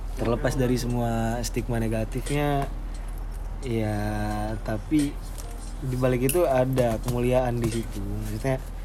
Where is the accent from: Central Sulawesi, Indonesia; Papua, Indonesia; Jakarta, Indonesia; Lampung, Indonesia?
Lampung, Indonesia; gue gue orang Lampung tapi gue nggak bisa disebut orang Lampung karena orang tua gue nggak ada yang orang Lampung